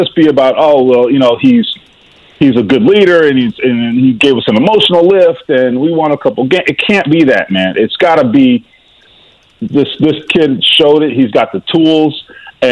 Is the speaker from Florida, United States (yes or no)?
yes; Miami, Florida, United States; moved away; The Miami Dolphins, my hometown team